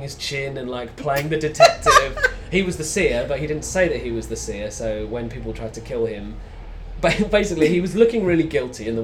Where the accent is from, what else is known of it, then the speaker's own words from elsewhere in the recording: Essex, East of England, United Kingdom; having grown up in, like, conservative white Essex